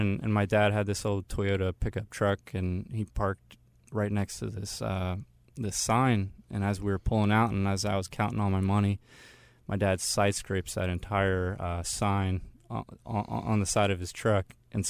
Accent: Maryland, United States; I grew up in Maryland.

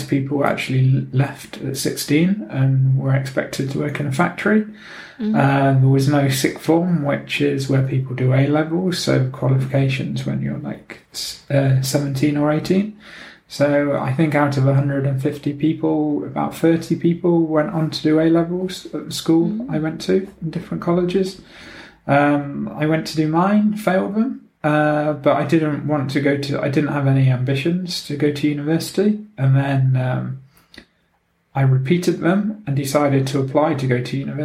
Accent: Nottingham, East Midlands, United Kingdom; also born or lived in Oxford / London / Luton / Prague; now in Gothenburg, Sweden; originally I'm from Nottingham in England

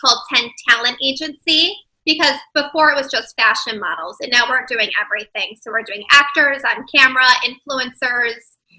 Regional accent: Chicago, Illinois, United States; accent: Chicago; moved away as an adult; also born or lived in New York; now in Chicago, United States; I'm from Chicago.

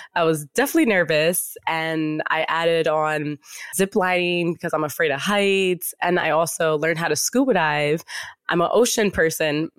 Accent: Yonkers, New York, United States; We would see him at, like, baseball games and everything growing up in Yonkers.

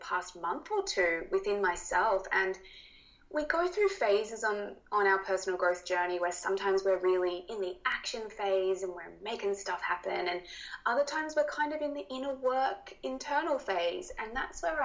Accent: Australia; accent: Australian; my Australian accent

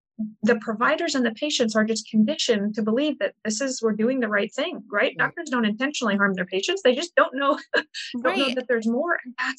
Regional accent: Midwest, United States; I'm from the Midwest, born in the Midwest, raised in what I consider to be a very healthy family

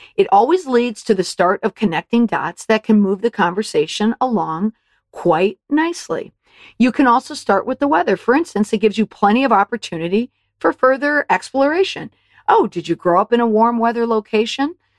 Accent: Saint Paul, Minnesota, United States; I grew up in Saint Paul, Minnesota

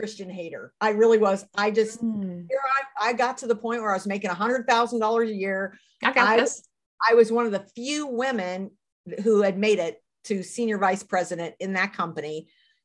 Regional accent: United States; I'm American

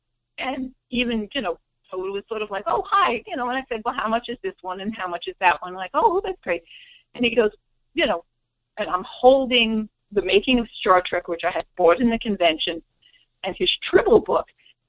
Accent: New York, United States; as a fan growing up in New York

